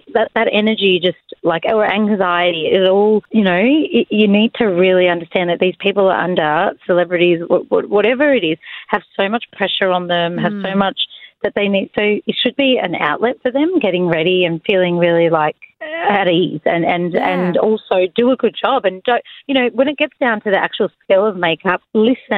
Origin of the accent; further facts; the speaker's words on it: Melbourne, Victoria, Australia; also born or lived in London; I'm from Melbourne